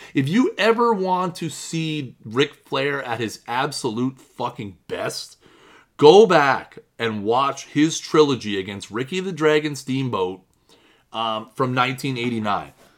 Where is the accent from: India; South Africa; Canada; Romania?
Canada; I'm Canadian